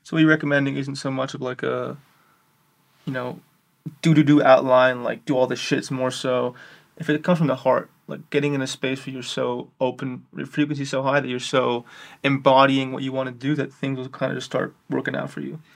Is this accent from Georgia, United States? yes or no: no; New York City, New York, United States; I'm from New York City